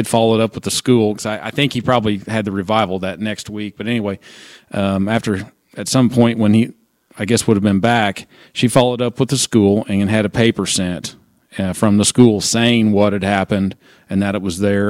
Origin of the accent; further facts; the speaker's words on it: Southern Illinois, United States; I was from Southern Illinois